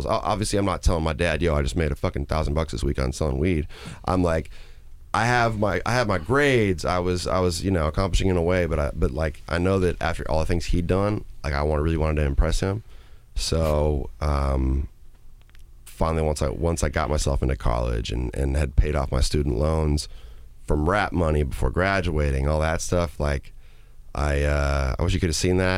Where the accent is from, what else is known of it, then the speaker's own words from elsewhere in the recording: Minnesota, United States; moved away as an adult; also born or lived in Madison, Wisconsin; I grew up in a nice part of Minnesota